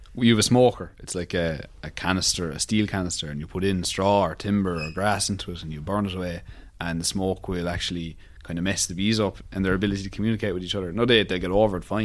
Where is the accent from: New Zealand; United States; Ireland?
Ireland; Cork, Munster; I'm from Rochestown in Cork City